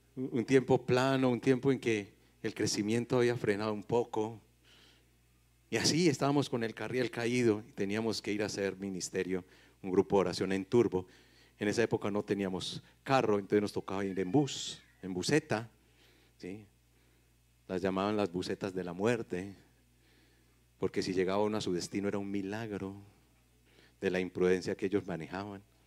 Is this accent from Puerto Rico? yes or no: no; Paisa, Antioquia, Colombia; los paisas no somos regionalistas